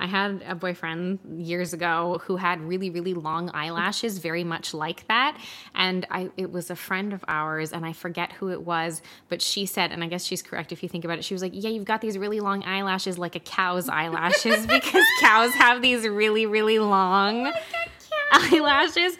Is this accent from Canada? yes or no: yes; Canada; We're Canadian